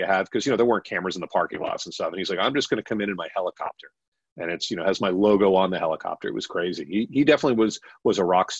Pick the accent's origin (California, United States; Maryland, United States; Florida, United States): Florida, United States; South Miami; I grew up in South Miami